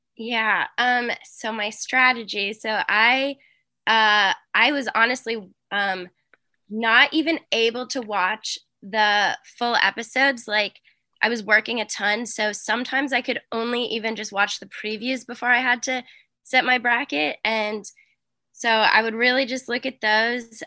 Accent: Boston, Massachusetts, United States; I'm from Boston

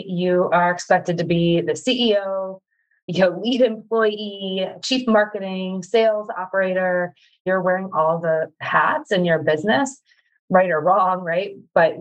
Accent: Midwest, United States; I am a mama from the Midwest.

